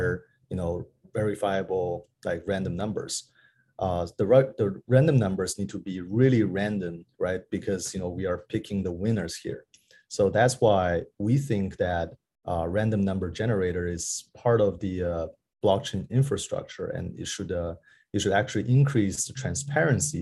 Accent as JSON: {"language": "English", "region": "Beijing", "country": "China", "tie": "born or raised there", "also_born_or_lived": "New York", "said": "I was working at a venture capital in Beijing, where it's my hometown"}